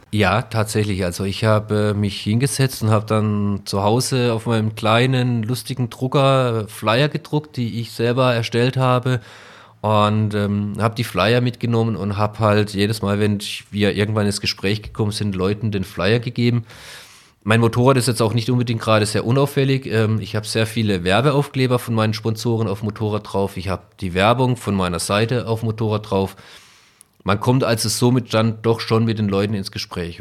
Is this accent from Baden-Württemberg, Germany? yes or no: yes; Breisgau, Baden-Württemberg, Germany; now in Neunkirchen-Seelscheid, Germany; ich komme ursprünglich aus dem Breisgau